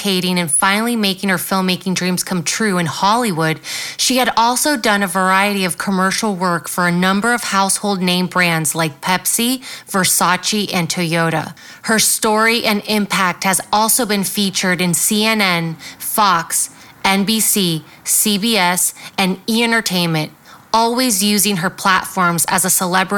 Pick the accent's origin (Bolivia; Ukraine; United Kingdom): Bolivia; my home country, Bolivia